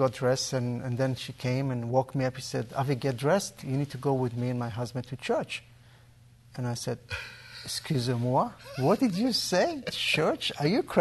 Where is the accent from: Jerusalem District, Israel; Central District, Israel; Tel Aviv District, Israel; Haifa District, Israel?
Tel Aviv District, Israel; Tel Aviv; I was born and raised in Jaffa in Tel Aviv.